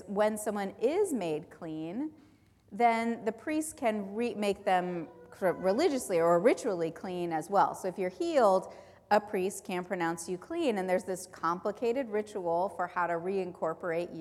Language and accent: English; Southern California, United States; I grew up in Southern California